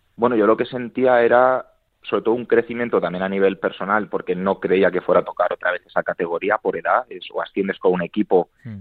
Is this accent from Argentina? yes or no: no; Madrid, Community of Madrid, Spain; yo soy de Madrid